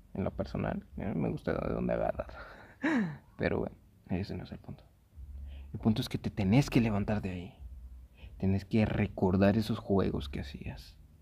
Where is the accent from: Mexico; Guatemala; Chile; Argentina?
Guatemala; Aquí en Guate, yo soy de Guate